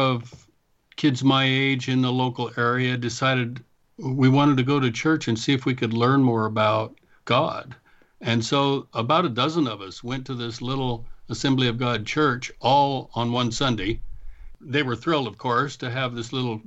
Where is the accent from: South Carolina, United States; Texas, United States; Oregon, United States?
Oregon, United States; Tygh Valley; also born or lived in Ontario, Oregon / Anchorage, Alaska; I grew up in Oregon. I was born in Oregon City, so I'm an Oregonian from the beginning till this point. I grew up mostly in a little small town called Tie Valley